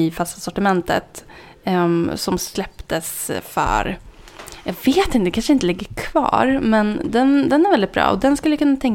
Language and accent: Swedish; Norrland, Sweden; jag kommer från Norrland så jag tycker den här Gammal Norrlands, det är en klassiker som man gärna vill ha med.